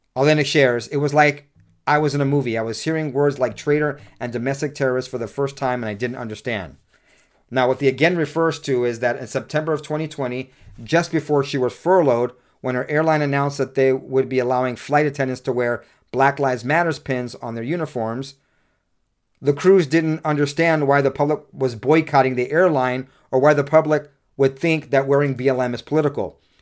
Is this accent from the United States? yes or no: yes; United States; I'm an American